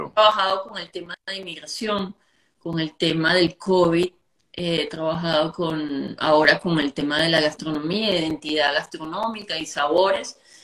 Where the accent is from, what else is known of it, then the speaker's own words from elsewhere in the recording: Venezuela; moved away; venimos de un país, venimos de unos afectos, venimos de unos sabores, venimos de de toda una gama de, calores hermosos que ha sido y sigue siendo la cultura venezolana y sobre todo nuestra gente.